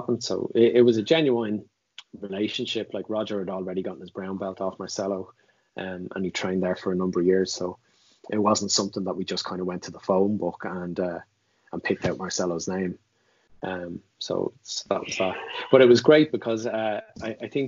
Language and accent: English; Ireland